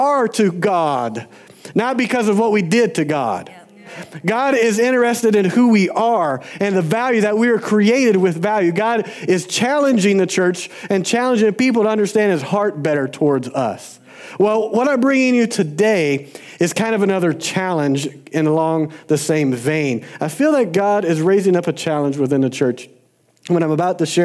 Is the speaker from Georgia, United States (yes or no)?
yes; Georgia, United States; I grew up in Georgia